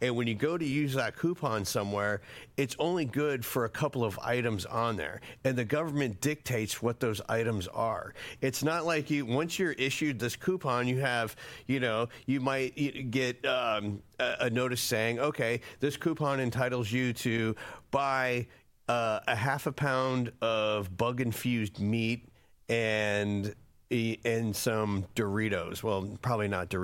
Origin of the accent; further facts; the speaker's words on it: Florida, United States; also born or lived in Flint, Michigan; I was born there, but I grew up in Florida